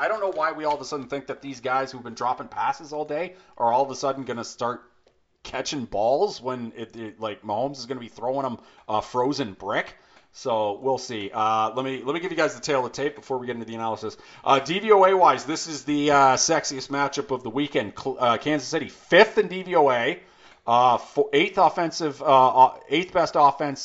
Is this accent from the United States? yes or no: no; Canada; we are from Canada here and we use the far superior metric system.